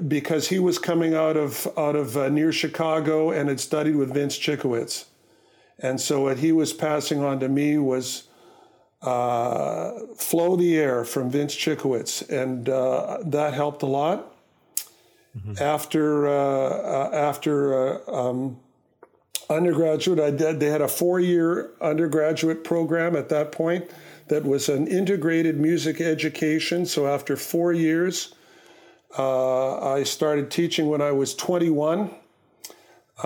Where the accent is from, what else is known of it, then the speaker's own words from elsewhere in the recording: Winnipeg, Manitoba, Canada; I grew up in Winnipeg